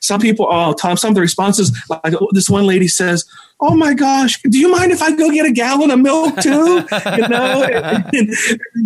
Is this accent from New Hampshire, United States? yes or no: no; West Virginia, United States; now in Minnesota, United States; the town that I grew up in back in West Virginia